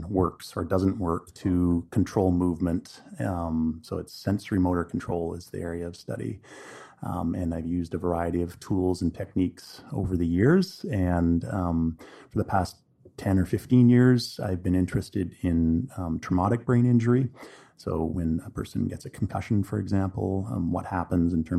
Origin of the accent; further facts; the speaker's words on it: Quesnel, British Columbia, Canada; moved away as an adult; also born or lived in Vancouver, Canada / Calgary, Canada / Europe / Oregon, United States; now in Kelowna, Canada; But I'm originally from Canada. I grew up in Quesnel in central BC